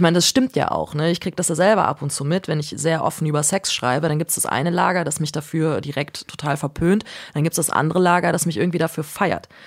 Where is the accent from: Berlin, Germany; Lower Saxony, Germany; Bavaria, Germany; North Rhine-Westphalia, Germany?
North Rhine-Westphalia, Germany; Cologne; ich komme äh, komm aus Köln, so und damals war das einfach so Familienbild